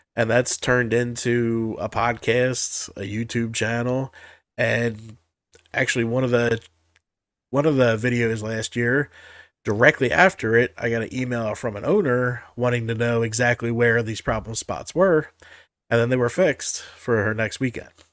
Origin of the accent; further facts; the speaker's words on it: Jersey Shore, New Jersey, United States; I grew up on the Jersey Shore